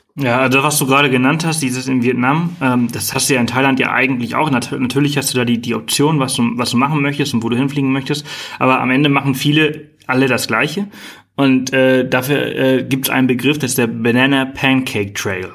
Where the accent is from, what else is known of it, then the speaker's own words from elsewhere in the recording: Germany; bei uns in Deutschland